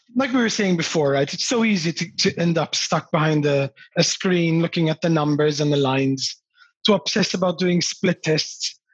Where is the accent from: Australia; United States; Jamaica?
Australia; my parents emigrated to australia from malta